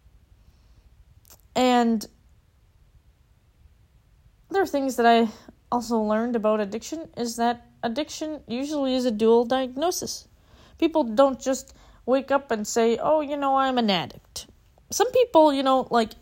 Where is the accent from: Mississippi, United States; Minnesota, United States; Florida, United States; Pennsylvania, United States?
Minnesota, United States; Minneapolis; now in Arizona, United States; I'm from Minneapolis, and I moved to Arizona